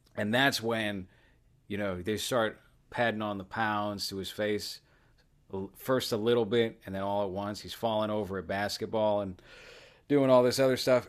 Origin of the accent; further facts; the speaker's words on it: Boston, Massachusetts, United States; I'm from Boston.